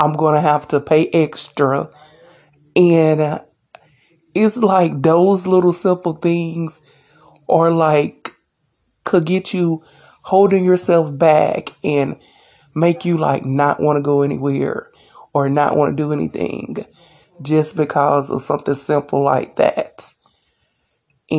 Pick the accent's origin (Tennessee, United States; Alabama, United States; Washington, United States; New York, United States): Alabama, United States; also born or lived in Dothan, Alabama; I'm from Alabama.